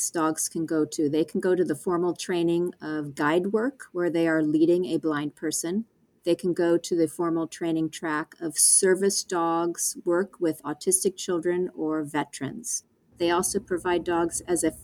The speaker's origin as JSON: {"language": "English", "town": "Seal Beach", "region": "California", "country": "United States", "tie": "born or raised there", "said": "I grew up in Seal Beach, California"}